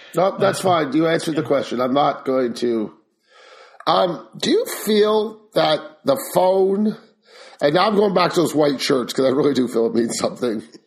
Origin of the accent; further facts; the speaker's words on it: Canada; I am Canadian